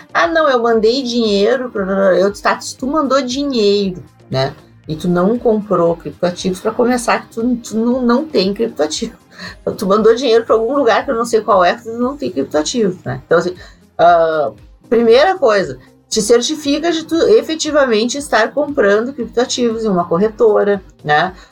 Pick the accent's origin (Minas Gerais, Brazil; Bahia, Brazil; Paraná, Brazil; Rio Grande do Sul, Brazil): Rio Grande do Sul, Brazil; eu sou do Rio Grande do Sul